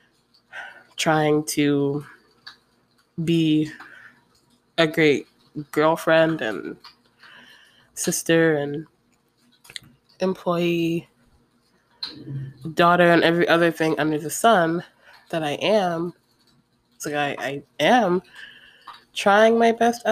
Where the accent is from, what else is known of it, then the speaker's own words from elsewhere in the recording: Ocala, Florida, United States; now in Gainesville, United States; we live in Gainesville. I'm from Ocala